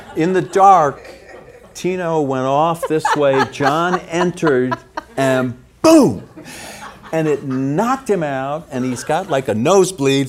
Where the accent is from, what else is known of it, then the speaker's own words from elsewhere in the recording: Arlington Heights, Illinois, United States; also born or lived in Evanston, Illinois; I grew up very close to Evanston, okay. in lovely Arlington Heights